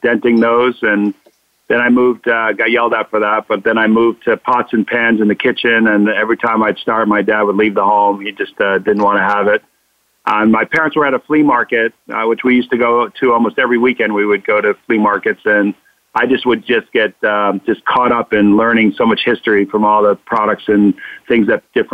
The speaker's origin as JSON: {"language": "English", "region": "Connecticut", "country": "United States", "tie": "born or raised there", "also_born_or_lived": "Boston"}